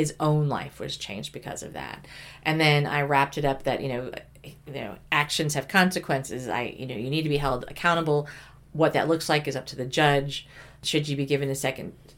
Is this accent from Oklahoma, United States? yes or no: yes; Oklahoma, United States; I grew up many years in Oklahoma